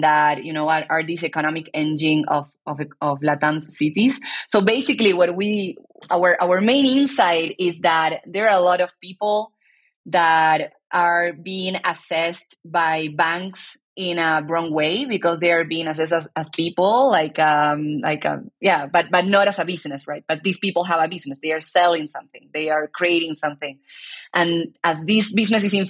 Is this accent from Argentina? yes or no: yes; Argentina; I'm born and raised in Argentina